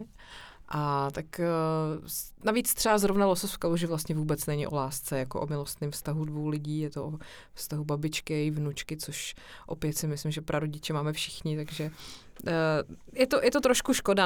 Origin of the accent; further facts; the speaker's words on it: Czechia; moved away; also born or lived in Prague; vyrůstala jsem vlastně hodně na chalupě v Pošumaví a u babičky na vesnici